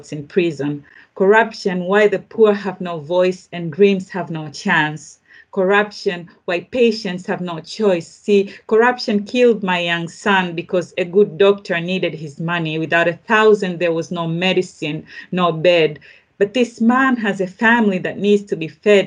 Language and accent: English; Tanzania; I grew up in Tanzania myself